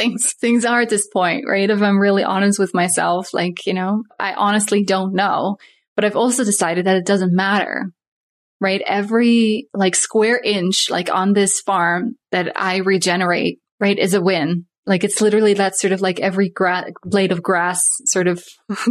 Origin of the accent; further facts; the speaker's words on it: Netherlands; also born or lived in Saskatoon area, Saskatchewan, Canada; now in Saskatoon, Canada; I'm from Holland, so moved